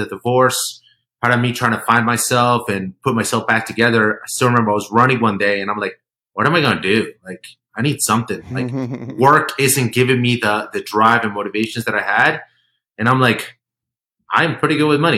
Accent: Colombia; moved away; I was born in Colombia

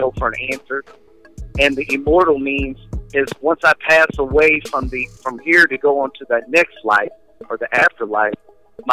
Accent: Crystal City, Missouri, United States; I'm from Crystal City, Missouri, small town outside of St. Louis.

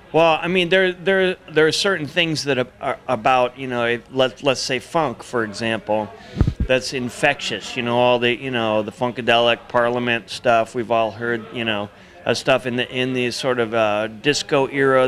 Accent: Midwest, United States; moved away; also born or lived in Seattle; growing up in the Midwest, I grew up on. Uh, you know, corn, potatoes, and rock and roll

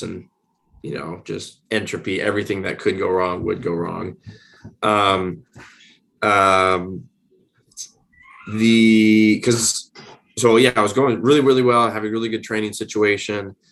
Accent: Springfield, Illinois, United States; moved away as an adult; also born or lived in North Carolina / Alabama; now in Arizona, United States; I went back to my hometown of Springfield, Illinois

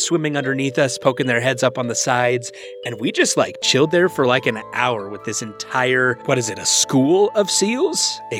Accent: Washington, United States; So I grew up on the west coast of America. I grew up in Washington State.

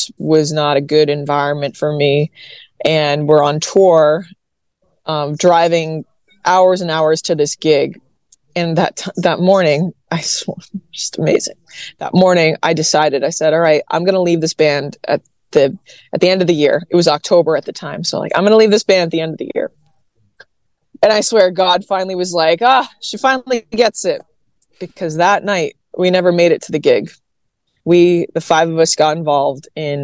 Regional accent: Massachusetts, United States; now in Nashville, United States; born and raised in Massachusetts, everybody in New England is Catholic

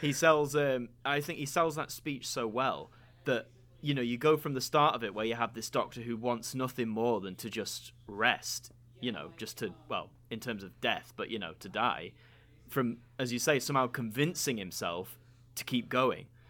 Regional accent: United Kingdom; a stupid Brits curiosity like mine

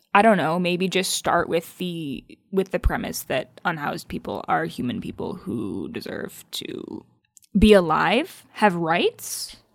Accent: Michigan, United States; accent: Midwestern; we're both from Michigan

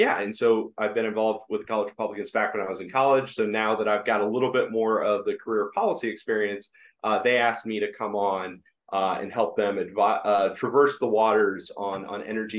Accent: Ohio, United States; I'm from Ohio, went to the Ohio State University

